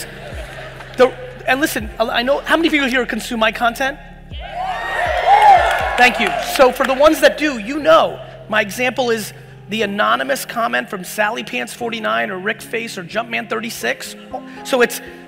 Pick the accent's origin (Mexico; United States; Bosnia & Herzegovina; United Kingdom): United States; Edison, New Jersey; born or raised there; also born or lived in Soviet Union